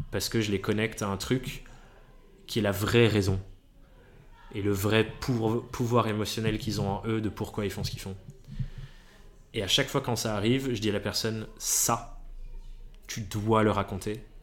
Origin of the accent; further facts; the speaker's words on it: England, United Kingdom; Je suis même pas italien, je suis anglais